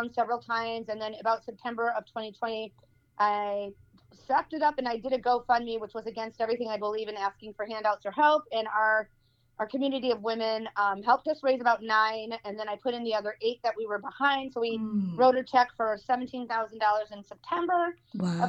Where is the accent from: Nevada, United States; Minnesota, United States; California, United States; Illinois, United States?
Illinois, United States; Wood Dale; moved away as an adult; also born or lived in Chicago, Illinois; now in Twin Lakes, Wisconsin, United States; I was born and raised in Wooddale, Illinois